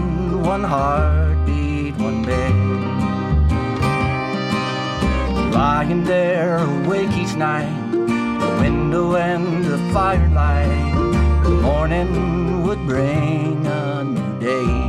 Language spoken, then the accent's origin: English; Hickory, North Carolina, United States; also born or lived in Morganton, North Carolina; We're from Hickory, North Carolina, and Morganton, North Carolina